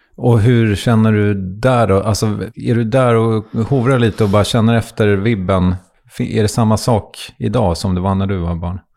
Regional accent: Strängnäs, Södermanland, Sweden; jag kommer ju från Strängnäs

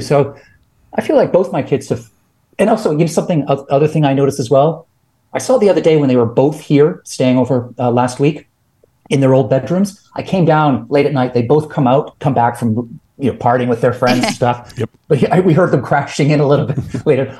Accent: Canada; I'm Canadian

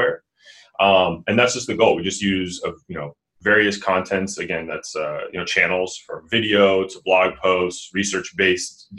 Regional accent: Sacramento, California, United States; I'm from Sacramento

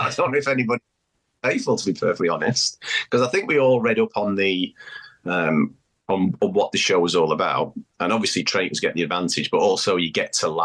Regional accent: Manchester, North West England, United Kingdom; moved away as an adult; now in Australia; I'm from Manchester in the UK. So yeah, I've been in Australia over 30 years, so hence the accent

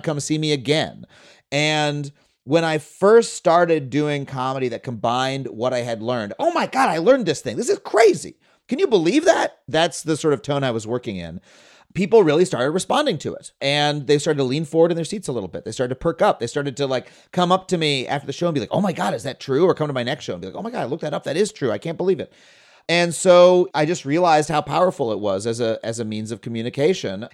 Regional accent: Long Island, New York, United States; also born or lived in Florida; I grew up on Long Island, but we spent one year in Florida

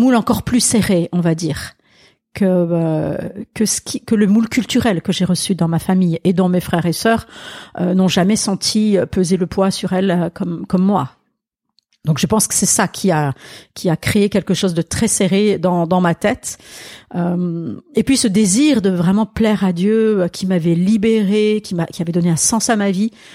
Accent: Alsace, Grand Est, France; French is a second language; moved away; also born or lived in Marseille; c'est l'Alsace, oui, oui, oui, le français est ma deuxième langue

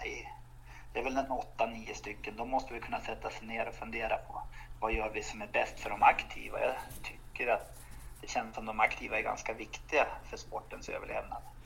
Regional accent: Romme and the Rättvik region, Dalarna County, Sweden; jag kommer från Romme och Rättviksregionen

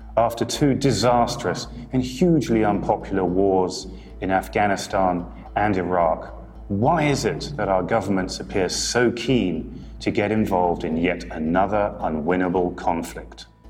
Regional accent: United Kingdom; I'm a British journalist who used to work for some of the bigger newspapers and magazines in the UK

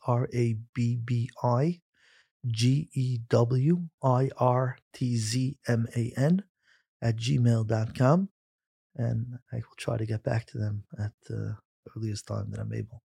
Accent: New York City, New York, United States; Growing up in Flatbush, I remember it clearly when we played outside in the summer around a quarter to six

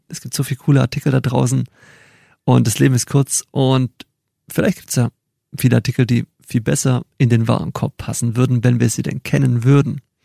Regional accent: near Stuttgart, Baden-Württemberg, Germany; also born or lived in Chile / Mexico; Ich komme aus der Nähe von Stuttgart

